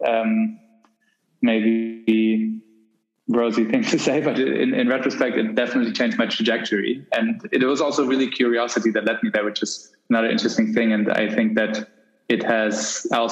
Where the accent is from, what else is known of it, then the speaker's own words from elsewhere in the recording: Germany; I grew up in Germany